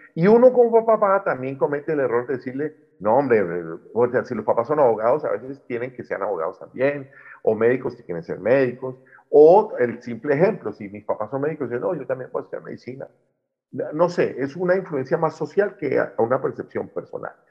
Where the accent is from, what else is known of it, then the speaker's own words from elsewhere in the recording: Popayán, Cauca, Colombia; de donde soy yo, soy de Popayán, departamento del Cauca, suroccidente de Colombia